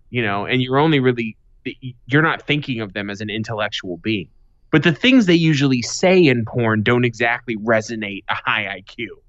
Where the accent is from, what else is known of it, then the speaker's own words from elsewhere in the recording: Boston, Massachusetts, United States; now in Arizona, United States; I'm from Boston, living in Arizona